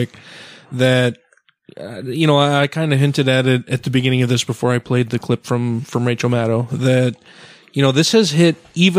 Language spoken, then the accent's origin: English; Utah, United States; I grew up here in Utah. I was baptized LDS. Most of my family are very, very devout LDS people.